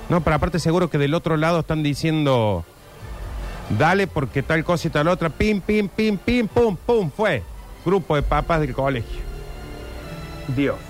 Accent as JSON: {"language": "Spanish", "region": "Córdoba", "country": "Argentina", "said": "yo soy cordobés"}